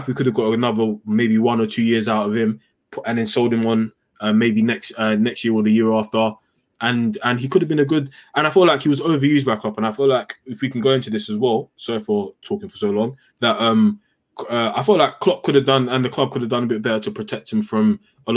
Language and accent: English; United Kingdom; as Britain, as a British people